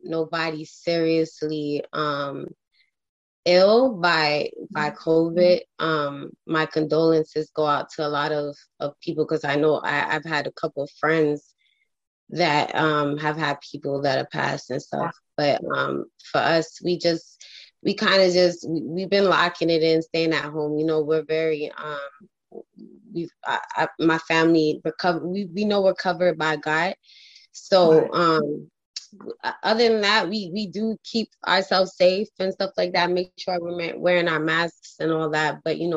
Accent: Toronto, Ontario, Canada; I'm from Toronto. So up here in Toronto

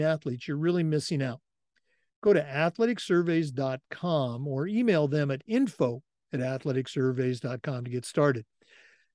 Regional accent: Pacific Northwest, United States; moved away as an adult; also born or lived in Oregon / Missouri / Vermont / California; now in Florida, United States; Growing up in the Pacific Northwest

